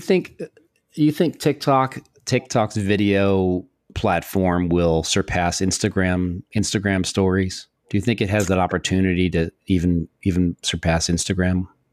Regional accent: New York, United States; also born or lived in Florida; We're both, uh, New Yorkers

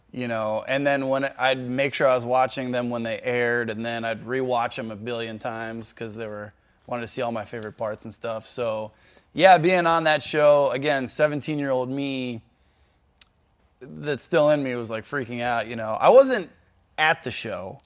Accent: Cleveland, Ohio, United States; I was born in Cleveland

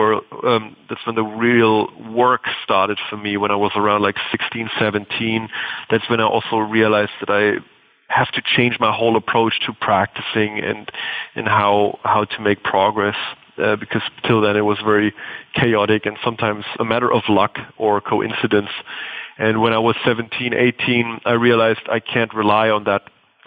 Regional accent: Bavaria, Germany; the German village that I grew up in Bavaria

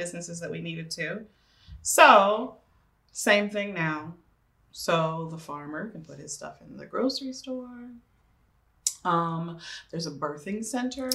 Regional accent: Tulsa, Oklahoma, United States; I am from Tulsa, Oklahoma

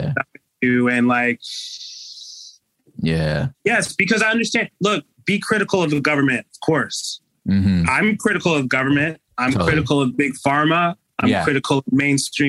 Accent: Canada; I'm your Canadian correspondent

